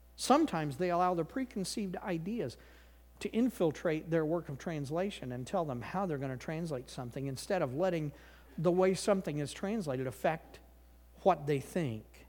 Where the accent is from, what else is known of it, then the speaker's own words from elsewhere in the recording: Missouri, United States; moved away; I grew up in Missouri